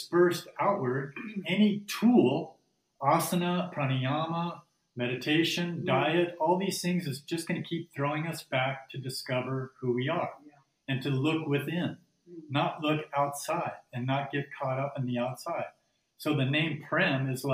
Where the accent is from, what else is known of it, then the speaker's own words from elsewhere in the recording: Phoenix, Arizona, United States; I was born in Phoenix, Arizona.